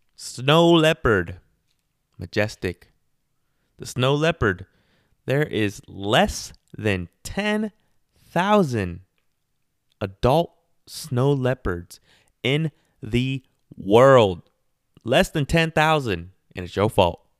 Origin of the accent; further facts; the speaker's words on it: Garden Grove, California, United States; I'm from Garden Grove, and that's how we party